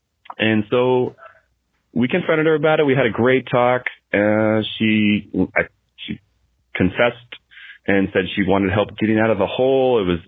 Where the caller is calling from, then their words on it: Riyadh, Riyadh Province, Saudi Arabia; My wife and I here, we're calling you from Riyadh, Saudi Arabia.